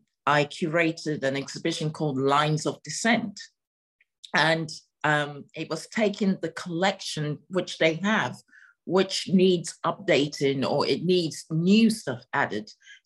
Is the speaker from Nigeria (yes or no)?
yes; Nigeria; also born or lived in Togo; I grew up in West Africa, and part my family, even though my family is Ghanaian, my grandfather had a business in Nigeria, so I grew up in Nigeria for a little while. I also grew up a little bit in Togo.